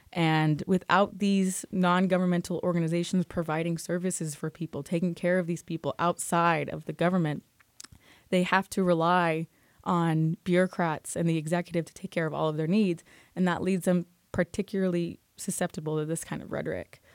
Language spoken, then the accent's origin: English; United States; as an American researcher